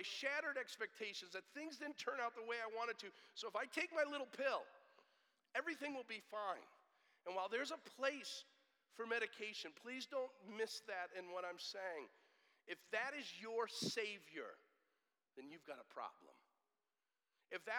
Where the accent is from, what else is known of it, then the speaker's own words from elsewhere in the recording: United States; we hate suffering as American Christians